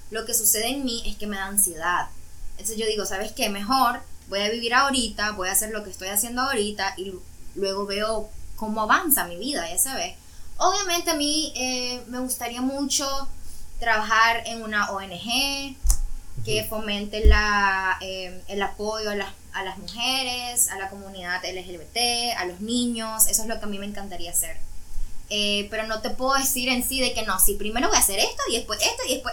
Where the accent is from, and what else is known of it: Nicaragua; born or raised there; moved away as an adult; now in Cancún, Mexico